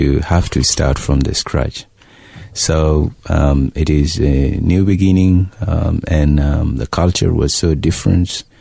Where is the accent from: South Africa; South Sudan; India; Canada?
South Sudan; Nasir, Upper Nile; also born or lived in Ethiopia; now in Australia; my hometown, Nasser, in Upper Nile